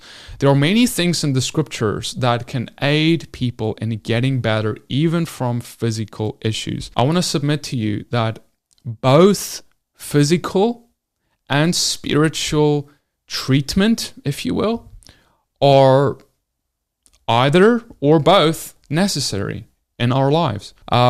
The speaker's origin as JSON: {"language": "English", "country": "South Africa", "moved": "yes", "lives_now": "United States", "said": "When I came into America, I came from South Africa, I moved here."}